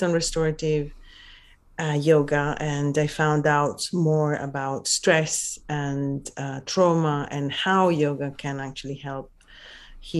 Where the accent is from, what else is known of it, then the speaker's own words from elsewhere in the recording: Venice area, Veneto, Italy; English is a second language; moved away as an adult; now in London, United Kingdom; I'm originally from Italy